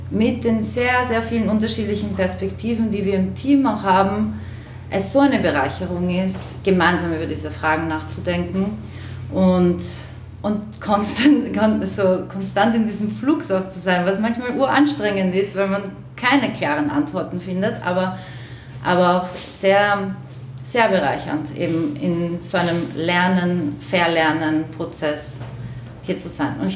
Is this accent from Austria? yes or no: yes; Vienna, Austria; German is a second language; also born or lived in Slovakia; ich bin ursprünglich aus der Slowakei und bin mit sechs Jahren nach Wien gekommen und es ist da diese Migrationsbiografie doch auch sehr präsent